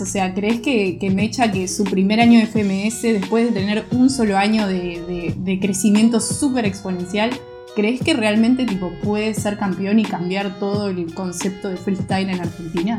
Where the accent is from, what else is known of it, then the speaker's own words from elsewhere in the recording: Costa Rica; yo siendo costarricense, aficionado al freestyle